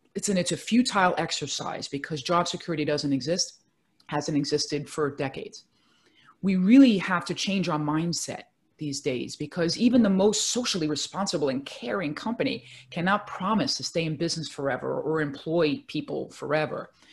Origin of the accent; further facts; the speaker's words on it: New York City, New York, United States; I'm a native New Yorker, born and raised in Brooklyn, New York